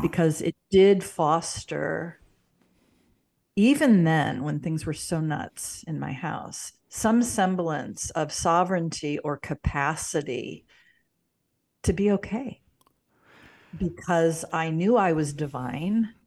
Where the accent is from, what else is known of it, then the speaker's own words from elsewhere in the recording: St. Louis, Missouri, United States; moved away as an adult; also born or lived in Boulder Creek, California; now in Washington, Missouri, United States; I was born in Saint Louis